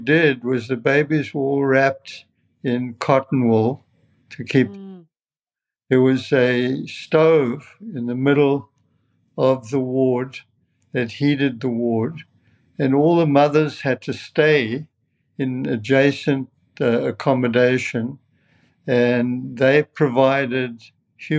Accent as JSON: {"language": "English", "town": "Johannesburg", "region": "Gauteng", "country": "South Africa", "tie": "born or raised there", "also_born_or_lived": "Bloemfontein / Edinburgh / London", "moved": "as an adult", "lives_now": "Cleveland, United States", "said": "I was born in Bloemfontein, but moved to Johannesburg when I was 18 months old. So I grew up in Johannesburg, went to high school there"}